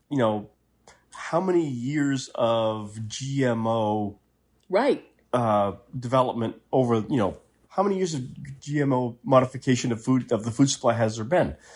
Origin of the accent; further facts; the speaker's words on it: Maine, United States; moved away; I'm from Maine originally. It doesn't take much for the accent to come